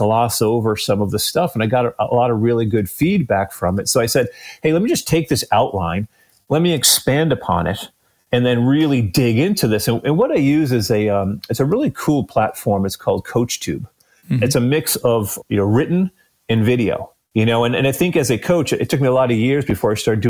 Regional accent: Massachusetts, United States; moved away as an adult; now in Clermont, Florida, United States; I grew up in Massachusetts

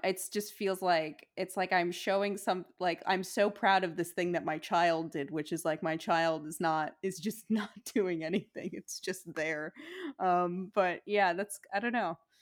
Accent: New York City, New York, United States; moved away; I grew up in Diker Heights, very close to Bensonhurst

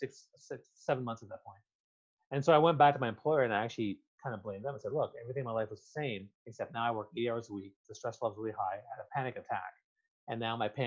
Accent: Canada; I'm Canadian

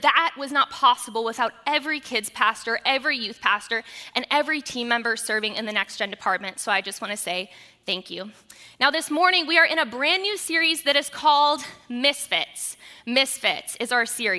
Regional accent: United States

